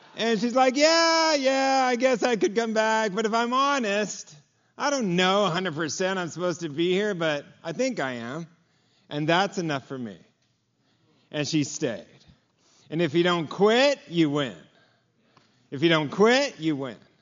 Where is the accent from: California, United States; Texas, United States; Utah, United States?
California, United States; Los Angeles; I'm from Los Angeles. I grew up, my dad was a carpenter